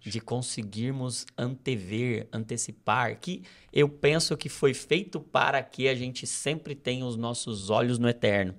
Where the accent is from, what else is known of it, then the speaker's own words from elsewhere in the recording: Brazil; Nós, como brasileiros